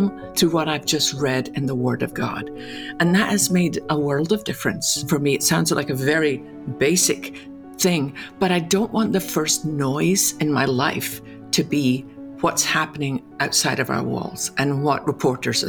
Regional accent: Scotland, United Kingdom; Growing up in Scotland

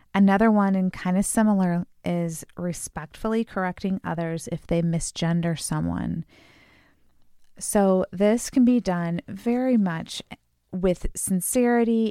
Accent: Chicago, Illinois, United States; we're from the Chicago area

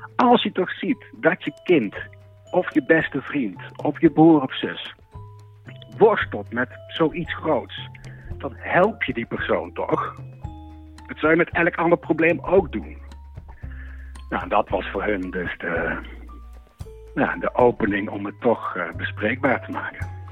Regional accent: Netherlands; moved away as an adult; Ik kwam uit Wimburg

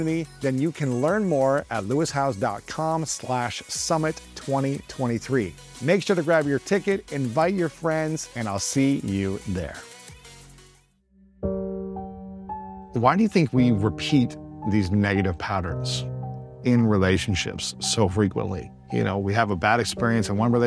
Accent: Columbus, Ohio, United States; in my hometown of Columbus, Ohio

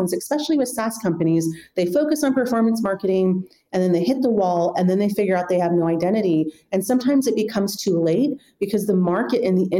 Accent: United States; moved away as an adult; now in Europe; I come from the United States

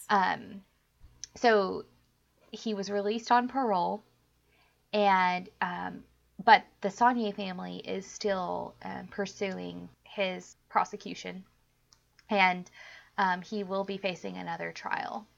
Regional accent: Texas, United States; moved away; I actually love my home state a lot

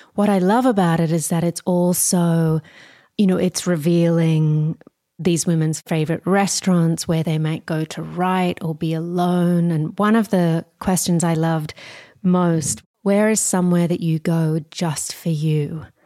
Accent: Australia; moved away; as an Australian

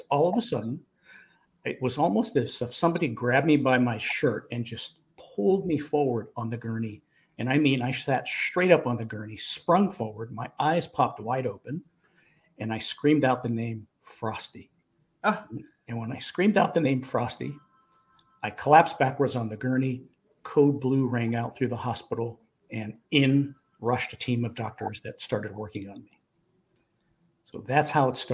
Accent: Pittsburgh, Pennsylvania, United States; now in Charlotte, United States; I'm originally from Pittsburgh, Pennsylvania, and I live in the Charlotte, North Carolina area now

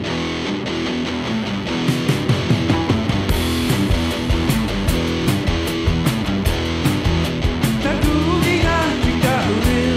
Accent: Newfoundland and Labrador, Canada; when I was growing up in Newfoundland

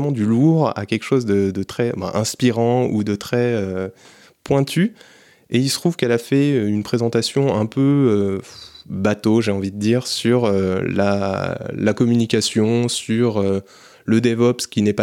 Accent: France; on est des Français.

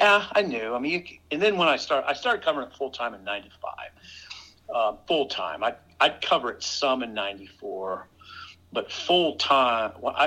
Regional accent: Columbus, Nebraska, United States; I was a kind of a weird little kid in Columbus

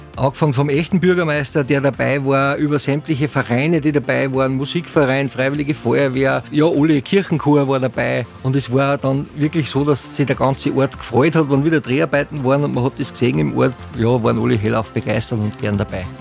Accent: Upper Austria, Austria; bei uns in Oberösterreich

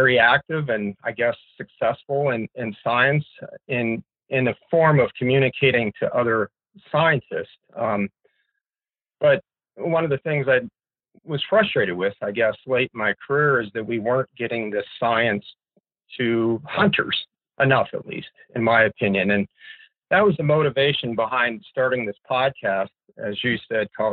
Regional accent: Pennsylvania, United States; also born or lived in Alaska; now in Fairbanks, United States; I grew up in Pennsylvania

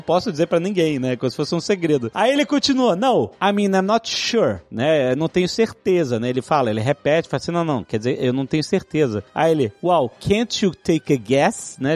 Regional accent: Brazil; pra gente que é brasileiro

